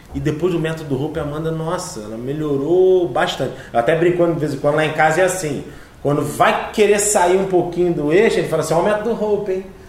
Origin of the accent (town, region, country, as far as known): Teresópolis, Rio de Janeiro, Brazil